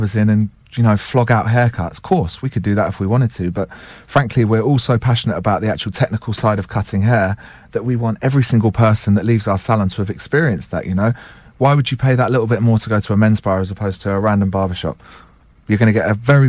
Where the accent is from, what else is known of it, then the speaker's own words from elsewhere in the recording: St Albans, East of England, United Kingdom; I actually grew up in St Albans myself.